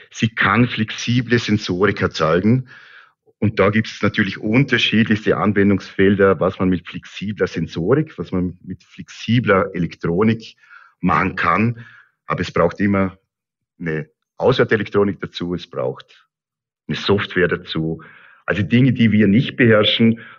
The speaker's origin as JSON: {"language": "German", "town": "Lustenau", "region": "Vorarlberg", "country": "Austria", "tie": "born or raised there", "accent": "Lustenau dialect", "said": "tatsächlich so, dass äh, es hier im Vorarlberg nicht nur einen Dialekt gibt, sondern mehrere. Äh, und meine Heimatgemeinde Lusenau hat ganz, ganz einen speziellen Dialekt."}